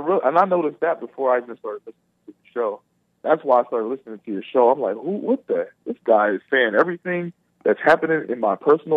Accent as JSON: {"language": "English", "region": "Pennsylvania", "country": "United States", "said": "I'm actually from Pennsylvania."}